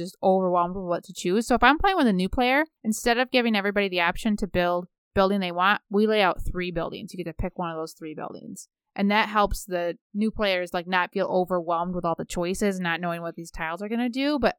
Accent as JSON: {"language": "English", "region": "Michigan", "country": "United States", "said": "And almost everybody in my life, we're from Michigan, we play a lot of euchre."}